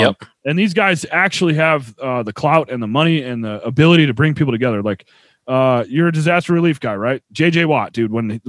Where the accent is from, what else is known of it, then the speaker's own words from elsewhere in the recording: Buffalo, New York, United States; also born or lived in Nashville, Tennessee; Born in Nashville and I was raised in Buffalo.